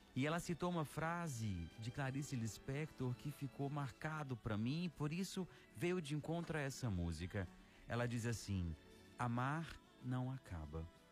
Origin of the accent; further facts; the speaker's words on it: Araxá, Minas Gerais, Brazil; also born or lived in Ceará; now in Fortaleza, Brazil; na minha terra natal